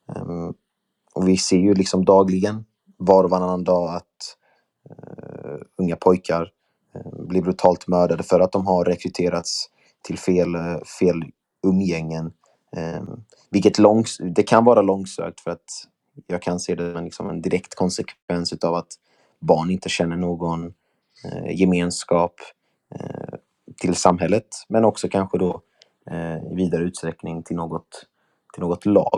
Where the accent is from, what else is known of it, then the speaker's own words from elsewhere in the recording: Värnamo, Jönköping County, Sweden; moved away as an adult; now in Skåne, Sweden; har min uppväxt också i Värnamo